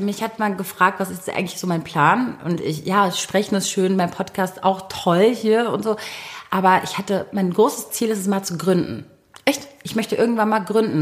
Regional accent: Berlin, Germany; ich bin gebürtige Berlinerin

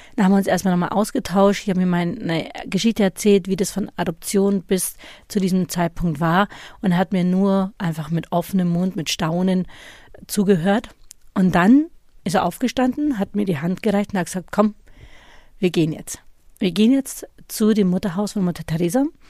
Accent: Germany; obwohl ich ja deutsch aufgewachsen bin

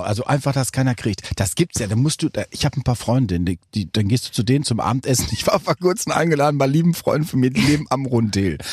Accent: North Rhine-Westphalia, Germany; also born or lived in Recklinghausen; bei uns in Westfalen

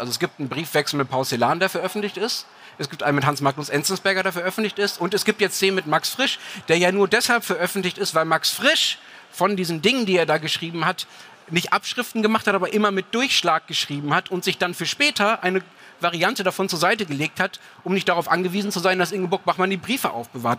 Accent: Germany; ich als Deutscher

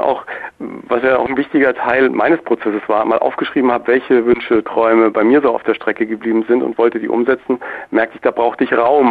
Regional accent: Germany; als Deutscher

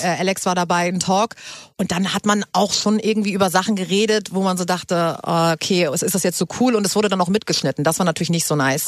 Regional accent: Hamburg, Germany; moved away as an adult; now in Berlin, Germany; du kommst ja genauso wie ich aus Hamburg. Yes. Wir sind ja Hamburger

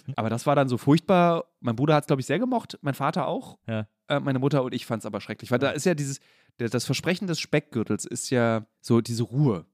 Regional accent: Berlin, Germany; also born or lived in Friedrichshain, Berlin; ich bin in Lichtenberg groß geworden

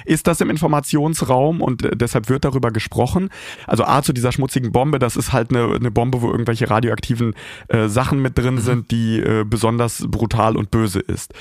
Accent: Kharkiv, Kharkiv Oblast, Ukraine; now in Kyiv, Ukraine; Kharkiv, meine Geburtsstadt

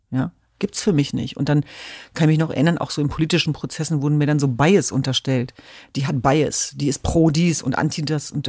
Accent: Germany; Ich bin Deutsche, ich bin Europäerin, ich bin Kurdin, ich bin Jesidin, ich bin eine Frau.

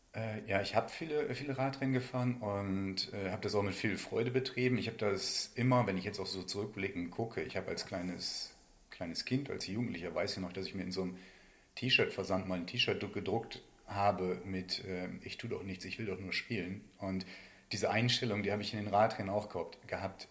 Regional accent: County of Bentheim, Lower Saxony, Germany; moved away as an adult; also born or lived in Meppen / Paderborn; Bin halt in der Grafschaft äh, Bad Bentheim aufgewachsen

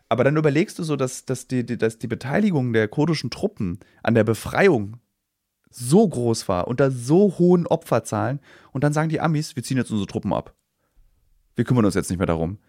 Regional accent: Germany; als Deutsche

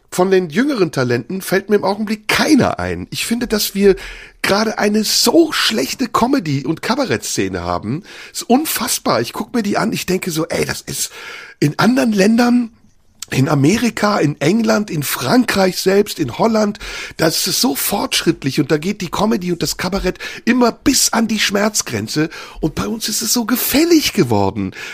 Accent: Turkey; Wenn ich als Türke anfange, über deutsche Themen zu sprechen oder mich wie ein Deutscher benehme auf der Bühne

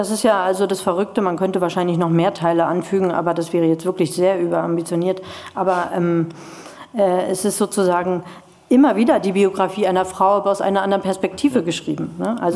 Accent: East Germany, Germany; weil ich in einer Garnisonsstadt aufgewachsen bin in der DDR

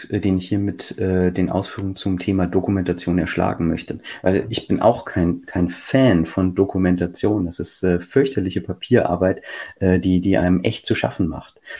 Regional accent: Lower Saxony, Germany; ich, ich spreche jetzt mal ausnahmsweise hier für Niedersachsen, ne, weil ich als Niedersachse immer diese Beispiele direkt vor der Nase habe.

